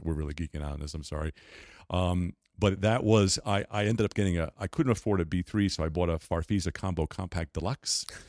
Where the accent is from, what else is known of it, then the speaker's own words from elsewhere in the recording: Garden City, New York, United States; I grew up in Garden City, uh, Long Island